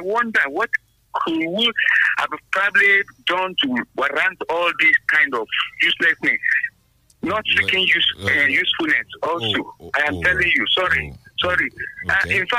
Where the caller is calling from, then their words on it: Abeokuta, Ogun State, Nigeria; from Abeokuta.